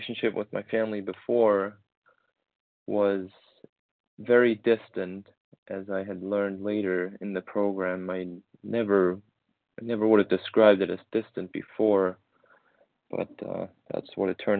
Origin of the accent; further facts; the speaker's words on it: Germany; moved away as an adult; now in United States; memories from my teens in my hometown in Germany